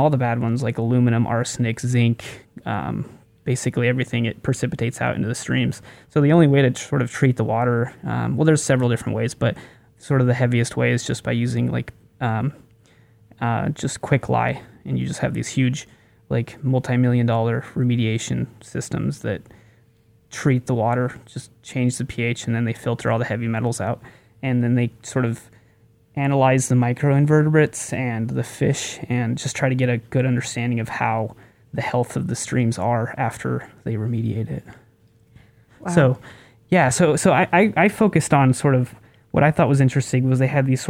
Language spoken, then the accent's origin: English; Durango, Colorado, United States; my hometown of Durango